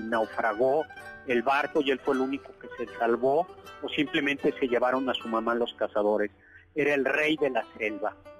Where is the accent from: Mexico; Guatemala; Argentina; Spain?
Mexico; Chilangos, Mexico City; los chilangos tenemos devoción por el pavimento